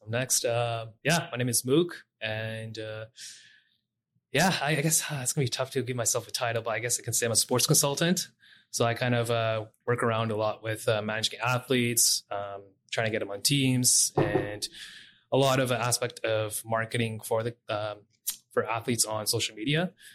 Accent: Edmonton, Alberta, Canada; Born and raised in Edmonton, Alberta

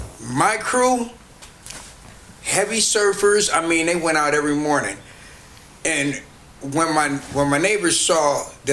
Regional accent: Oakland, California, United States; I'm born and raised in Oakland

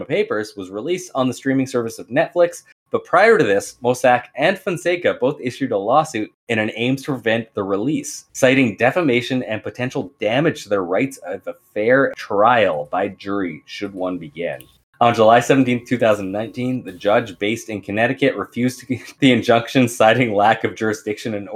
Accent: Canada; As a Canadian

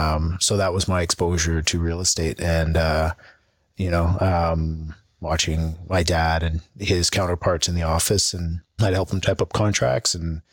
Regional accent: England, United Kingdom; born there; No, I was born in England.

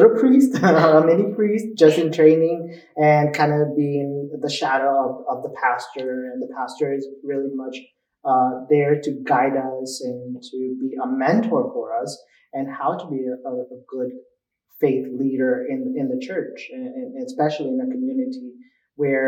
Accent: New Jersey, United States; also born or lived in Cuernavaca, Mexico; I was born in Cuernavaca, Mexico. And then at the age of 4, my family moved to New Jersey

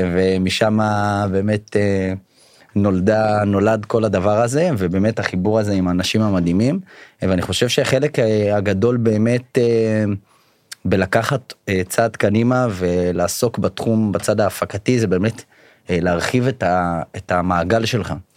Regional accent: Beit She'an, Northern District, Israel; now in Ramat Gan, Israel; במקור מבית שאן. אה, היום גר ברמת גן

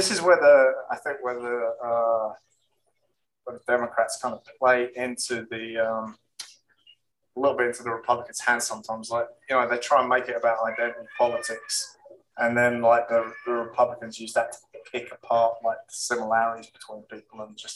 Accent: East Anglia, East of England, United Kingdom; now in Florida, United States; in England, I come from East Anglia

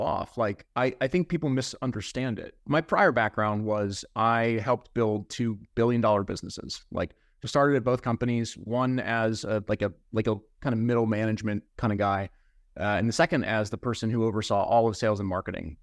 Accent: Ohio, United States; I'm a guy from the Midwest part of the United States. Like, I'm from Ohio, and everyone's real nice where I'm from.

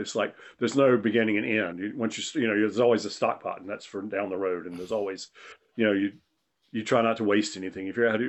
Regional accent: North Carolina, United States; Crook's was a Southern restaurant, and I grew up in the South, in Eastern North Carolina.

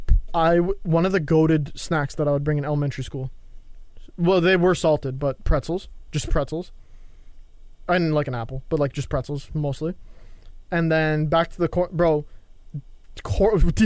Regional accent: Canada; I'm Canadian

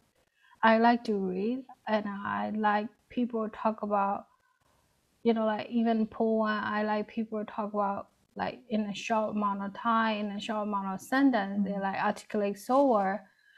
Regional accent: Yangon, Yangon Region, Myanmar; moved away as an adult; also born or lived in Rakhine State; I grew up in Yangon, which is like a city of our like country

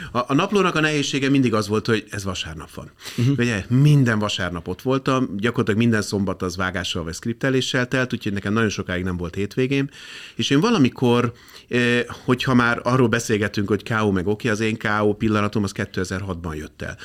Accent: Budapest, Hungary; én a Békási lakótelepen nőttem fel

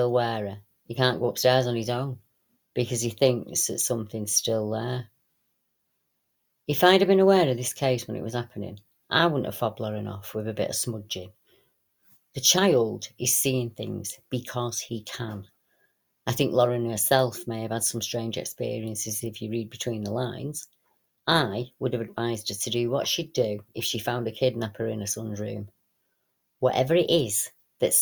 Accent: Salford, North West England, United Kingdom; my hometown in Salford

